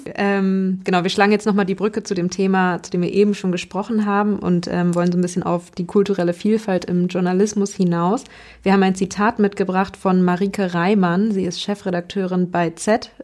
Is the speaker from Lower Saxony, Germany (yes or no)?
yes; Hanover, Lower Saxony, Germany; da, wo ich aufgewachsen bin, in Hannover